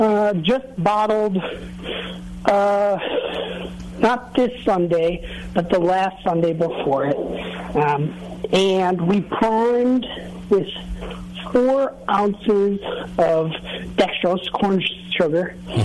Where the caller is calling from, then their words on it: Wisconsin, United States; I'm calling from Wisconsin.